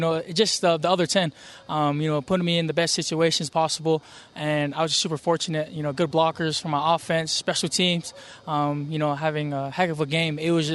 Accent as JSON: {"language": "English", "town": "Kearns", "region": "Utah", "country": "United States", "tie": "born or raised there", "said": "I come from Kearns, Utah. I'm the third oldest of six."}